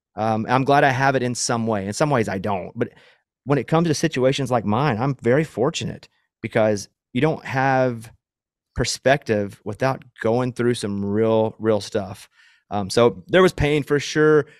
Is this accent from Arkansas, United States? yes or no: yes; Arkansas, United States; moved away; where I grew up in Arkansas where there's a lot of woods